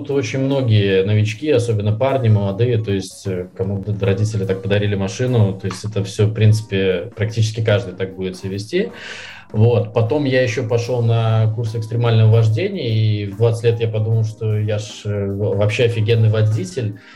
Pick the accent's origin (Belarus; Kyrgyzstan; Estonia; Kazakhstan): Belarus; Minsk; я из Минска, э, да, то есть у меня мама с Украины … mm-hmm. с которым мне здесь в Минске было в школьное время непросто